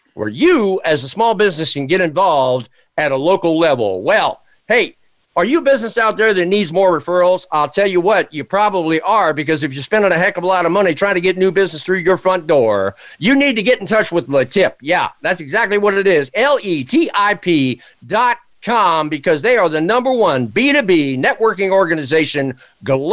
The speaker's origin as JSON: {"language": "English", "town": "Washington", "region": "District of Columbia", "country": "United States", "tie": "born or raised there", "said": "I was born in Washington, D.C."}